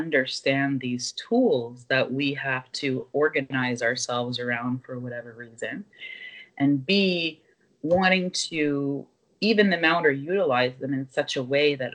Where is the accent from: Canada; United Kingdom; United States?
Canada; southwest Nova Scotia; moved away as an adult; now in Ottawa, Canada; I was raised in Mi'kma'ki in southwest Nova Scotia, what I affectionately call the Kespequit